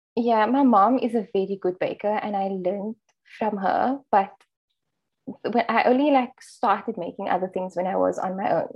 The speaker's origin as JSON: {"language": "English", "town": "Cape Town", "region": "Western Cape", "country": "South Africa", "said": "I'm from Cape Town"}